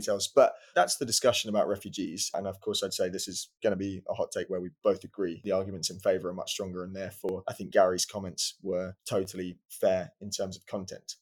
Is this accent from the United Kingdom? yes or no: yes; United Kingdom